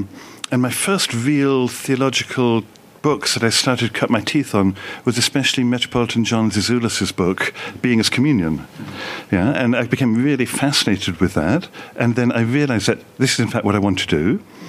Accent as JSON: {"language": "English", "region": "England", "country": "United Kingdom", "tie": "born or raised there", "said": "I grew up in the Orthodox Church in England. Okay. My father was a priest, great-grandfather was a priest, come from Russian immigration to my father's side."}